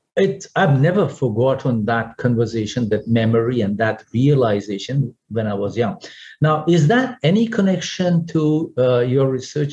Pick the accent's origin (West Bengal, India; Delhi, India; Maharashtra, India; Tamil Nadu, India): Maharashtra, India; Pune; now in Singapore; walking on Main Street my hometown, Pune in India